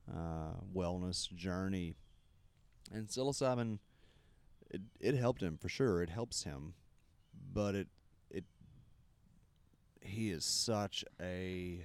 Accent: the Bible Belt, United States; growing up in the Bible Belt

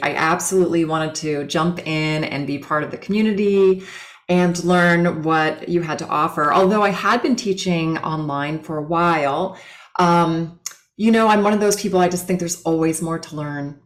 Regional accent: Los Angeles, California, United States; I grew up in California LA, um, really cool like beach surfer town

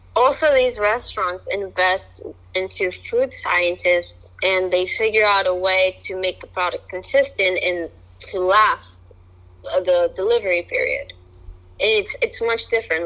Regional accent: Colombia; moved away; when I was growing up in Colombia

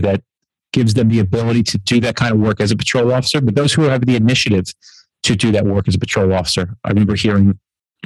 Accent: New Jersey, United States; We're from Jersey

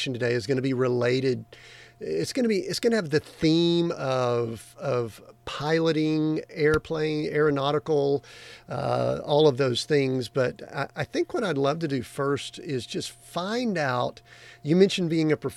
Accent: Atlanta area, Georgia, United States; I grew up in the Atlanta area of the United States. And we were in a small town that was a suburb

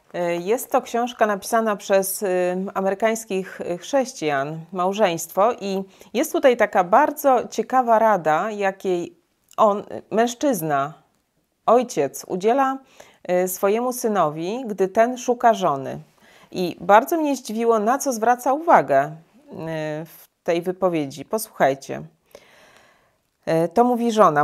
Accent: Poland; my w Polsce

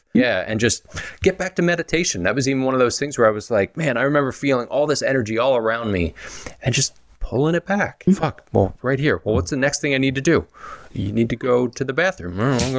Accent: Philadelphia, Pennsylvania, United States

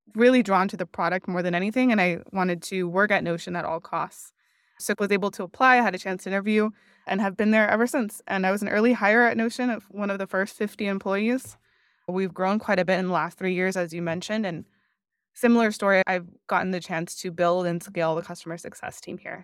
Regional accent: Miami, Florida, United States; moved away as an adult; also born or lived in Washington, D.C. / San Francisco; my family's Cuban, but I was born and raised in Miami

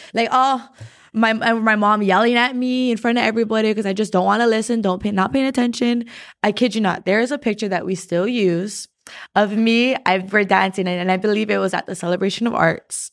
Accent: Hawaii, United States; as Hawaiian people

